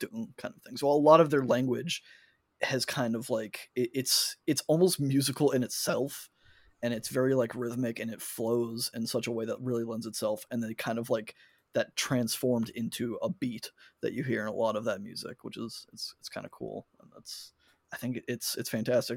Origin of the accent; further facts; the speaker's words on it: United States; me being an American